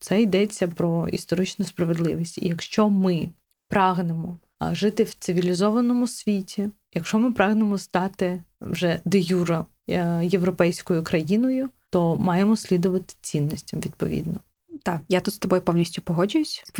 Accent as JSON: {"language": "Ukrainian", "region": "Crimea", "country": "Ukraine", "said": "Мені дуже не подобається, коли я кажу, що я кримська татарка, і мені одразу кажуть: блін, у вас такі смачні чебуреки, а я знаю мусафір."}